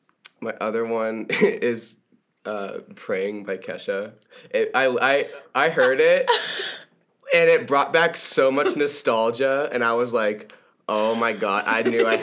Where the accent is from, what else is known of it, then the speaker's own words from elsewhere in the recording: Fort Worth, Texas, United States; I'm from Fort Worth, Texas